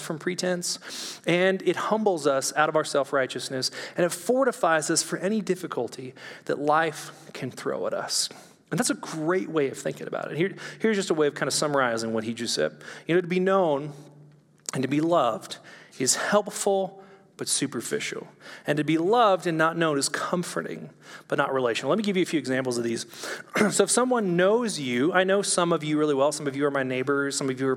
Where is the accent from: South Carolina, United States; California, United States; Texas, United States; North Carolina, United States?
California, United States; moved away; also born or lived in Orange County; I'm from California